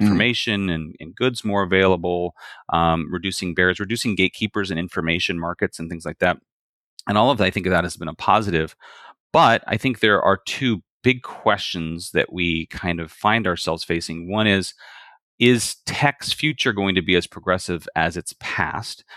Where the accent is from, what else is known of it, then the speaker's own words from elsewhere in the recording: Bakersfield, California, United States; I'm from Bakersfield, California